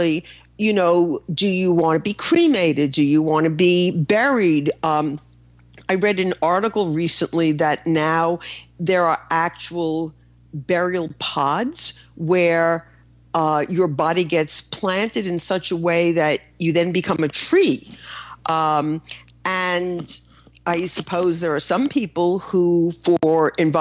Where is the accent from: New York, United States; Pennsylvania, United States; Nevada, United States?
New York, United States; I'm a New Yorker.